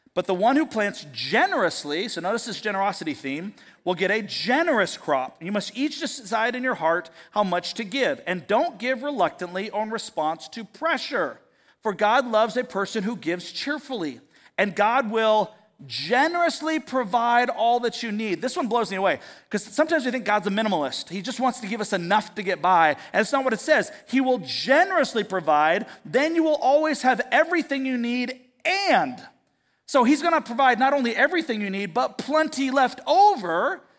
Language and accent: English; United States; as an American, as an American Christian